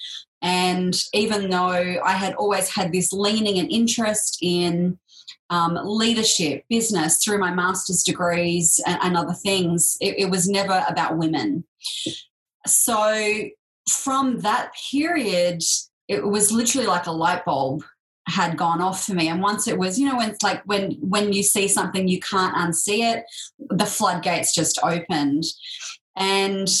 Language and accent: English; Sydney, New South Wales, Australia; So that was in the sort of outskirts of Sydney